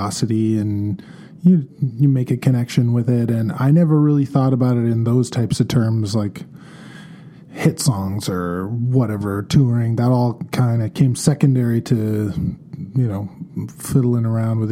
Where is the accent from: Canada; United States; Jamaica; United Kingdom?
Canada; Victoria, British Columbia; moved away as an adult; also born or lived in Vancouver; now in Kelowna, Canada; I was born and raised in Victoria, British Columbia, born in 1980